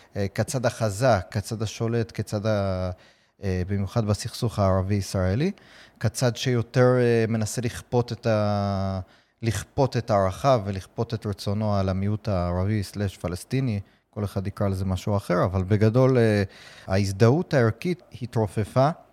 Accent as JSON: {"language": "Hebrew", "country": "United States", "tie": "born or raised there", "moved": "yes", "lives_now": "Israel", "said": "אני גדלתי בארצות הברית"}